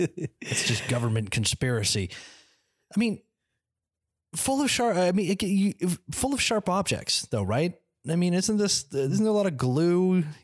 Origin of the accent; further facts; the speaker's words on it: Canada; We're Canadian